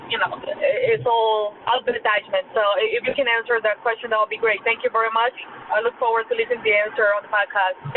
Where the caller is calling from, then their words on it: New York, United States; I'm calling from New York.